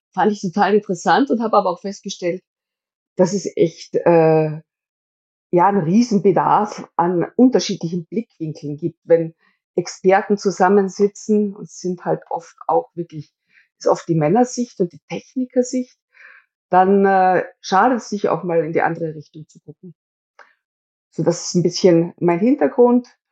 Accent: Styria, Austria; Also ich komme ja selber aus der Steiermark

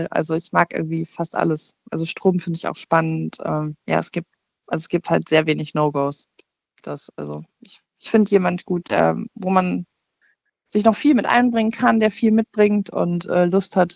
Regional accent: Cologne, North Rhine-Westphalia, Germany; ich, also ich komme aus dem Raum Köln, ich bin 38

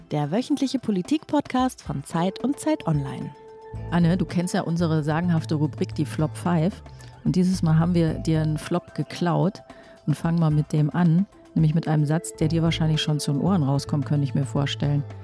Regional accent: Ore Mountains, Saxony, Germany; accent: Saxon; now in Leipzig, Germany; Ich bin im Erzgebirge aufgewachsen.

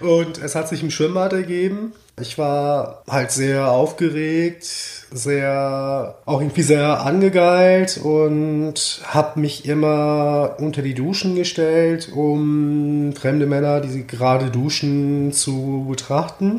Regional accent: Mainz, Rhineland-Palatinate, Germany; now in Berlin, Germany; in der Nähe von meinem Geburtsort, mhm. Mainz

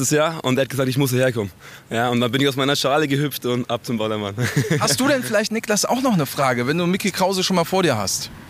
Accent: Upper Franconia, Bavaria, Germany; Aus Bayern, aus Oberfranken.

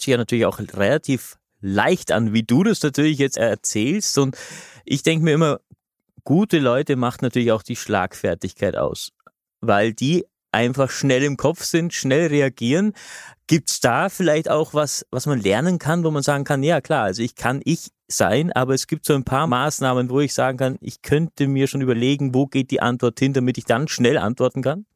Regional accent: Austria; bei uns in Österreich

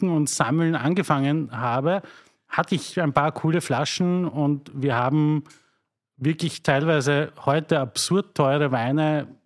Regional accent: Mattersburg, Burgenland, Austria; ich komme aus Mattersburg

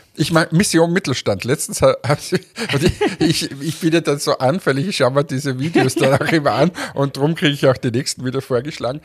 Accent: Linz, Upper Austria, Austria; als Linzer

